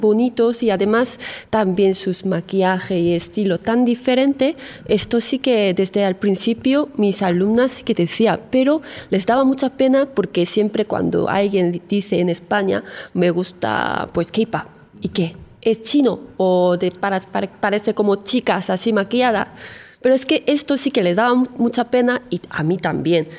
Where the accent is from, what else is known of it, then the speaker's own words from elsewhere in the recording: South Korea; Spanish is a second language; moved away as an adult; now in Spain; en Corea mi cultura puede ser bastante diferente